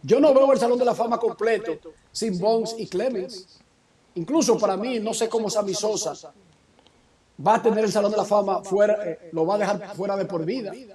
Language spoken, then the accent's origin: Spanish; Dominican Republic; moved away as an adult; now in United States; soy dominicano